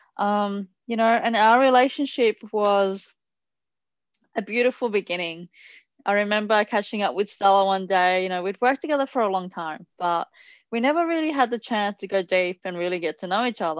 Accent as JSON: {"language": "English", "country": "Italy", "tie": "born or raised there", "moved": "yes", "said": "I grew up in Italy"}